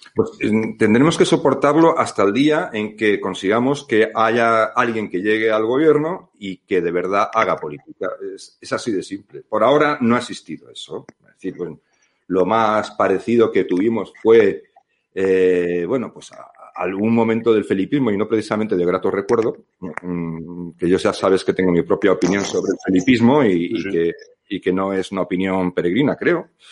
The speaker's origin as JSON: {"language": "Spanish", "country": "Spain", "said": "no somos propiamente los españoles"}